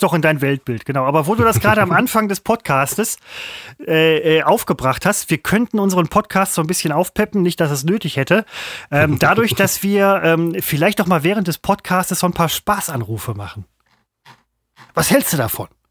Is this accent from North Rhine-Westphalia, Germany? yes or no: yes; Mettmann district, North Rhine-Westphalia, Germany; ich komme aus dem Kreis, aus dem Roadstop kommt